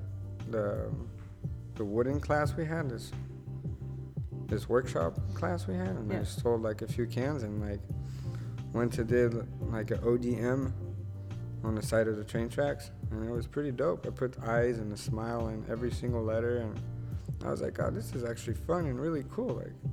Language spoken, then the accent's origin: English; United States; moved away as an adult; I know I'm American